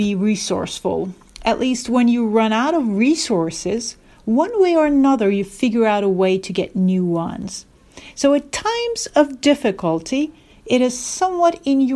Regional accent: Istanbul, Turkey; moved away as an adult; also born or lived in Norway / Singapore / California; I am originally from Istanbul, but lived most of my adult life abroad, working in countries such as Norway, Singapore, and California.

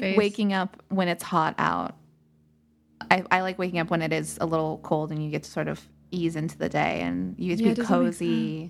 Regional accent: Scotland, United Kingdom; I say as a Scot, famously.

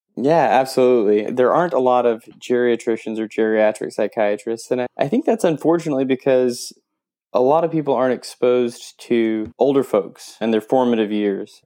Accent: Fort Smith, Arkansas, United States; I grew up in Fort Smith, so if anybody knows where that's at, it's on the Arkansas Oklahoma line.

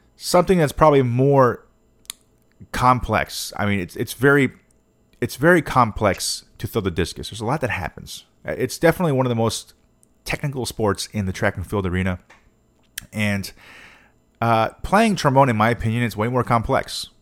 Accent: United States; I'm an American

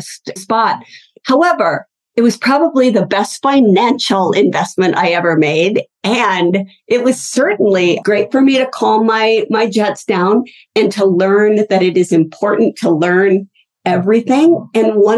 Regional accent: Pacific Northwest, United States; moved away as an adult; also born or lived in Salt Lake City, Utah; I moved from the Pacific Northwest, which is where I grew up, to Salt Lake City, Utah

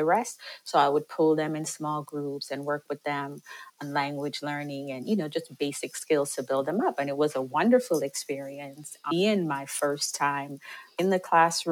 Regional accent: Jamaica; moved away; I'm originally from Jamaica

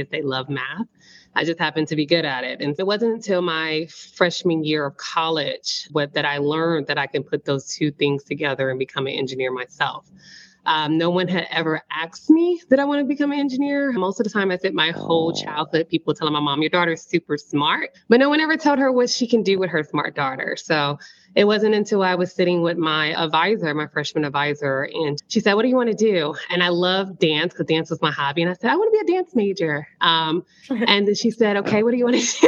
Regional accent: Austin, Texas, United States; also born or lived in Port Arthur, Texas; I come from a little town, Port Arthur, Texas. Most people in oil and gas know exactly where that is. It houses the world's biggest refinery there. So I grew up with oil and gas in my background, my backyard, a part of my growing up. And then my mom, I guess she shifted us to Austin. So I spent the bulk of my life living in Austin, Texas

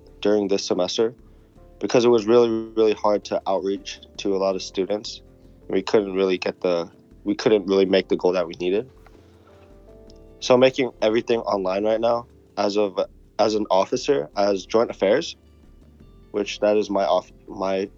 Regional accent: San Jose, California, United States; I've been born and raised in San Jose, California

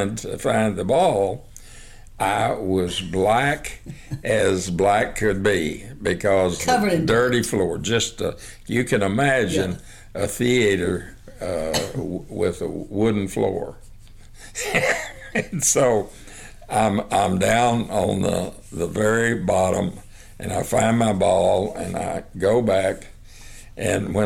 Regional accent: Hermleigh, Texas, United States; also born or lived in Snyder, Texas; I was born in Hermely, Texas, and I was born at a little house that my grandmother and granddad were living

